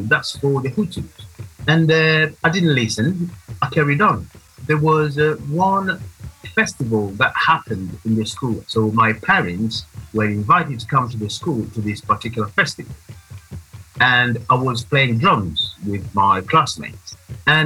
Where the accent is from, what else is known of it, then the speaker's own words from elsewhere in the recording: Burundi; moved away as an adult; now in England; I was born and grew up in Burundi. I've been here in England since the year 2002.